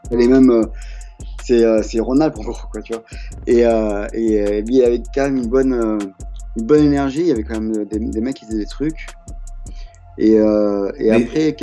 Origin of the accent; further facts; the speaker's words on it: France; moved away as an adult; also born or lived in United States / Sacramento, California / Montpellier / Paris; now in New York, United States; je suis franco-américain, donc je suis mmh. né aux États-Unis, mais j'ai grandi en France